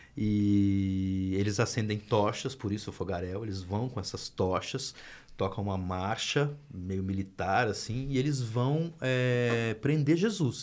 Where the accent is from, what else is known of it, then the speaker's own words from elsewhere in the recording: Minas Gerais, Brazil; Eu sou de Minas Gerais